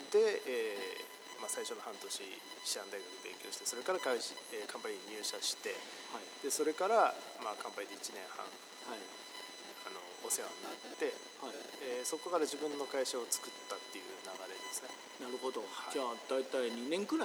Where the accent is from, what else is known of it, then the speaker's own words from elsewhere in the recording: Tokyo, Japan; now in Taiwan; 東京から日本の東京から来ました